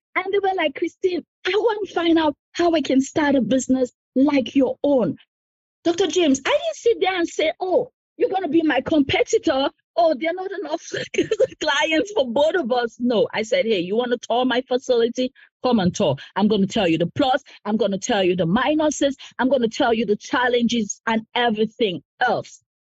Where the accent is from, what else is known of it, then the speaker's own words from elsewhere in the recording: Cameroon; moved away as an adult; also born or lived in United States; now in Harrisburg, United States; I'm originally from Cameroon. I immigrated in the US about 14 years ago.